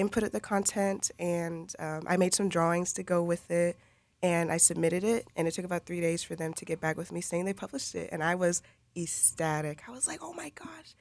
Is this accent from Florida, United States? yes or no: yes; Lakeland, Florida, United States; I grew up here in Lakeland.